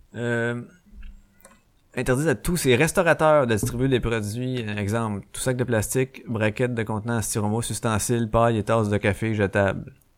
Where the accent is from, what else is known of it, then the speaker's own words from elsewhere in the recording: Quebec, Canada; Je suis né au Québec